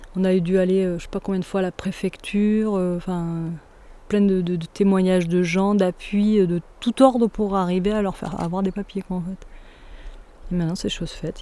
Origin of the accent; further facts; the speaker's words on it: Saint-Léger-du-Ventoux, Provence-Alpes-Côte d'Azur, France; also born or lived in Brantes; j'ai grandi à Saint-Léger, qui est le petit village à côté.